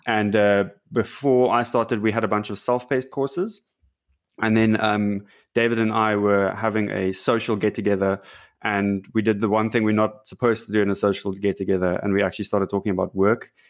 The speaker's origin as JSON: {"language": "English", "country": "South Africa", "said": "I'm, I'm from South Africa"}